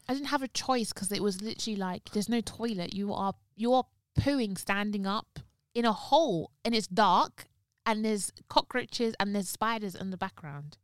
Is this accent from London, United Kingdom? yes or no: yes; London, United Kingdom; I was born in North London. I'm not gonna tell you where in North London. Was born in North London, lived in North London for a bit, then moved to East London